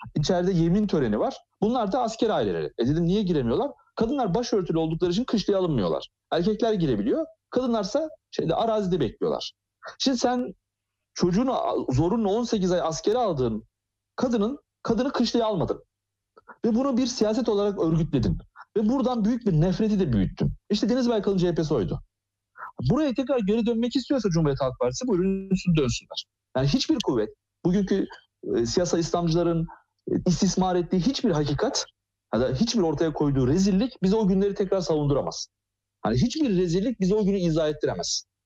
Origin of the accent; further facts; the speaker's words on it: Ankara, Turkey; Ben Ankara'da büyüdüm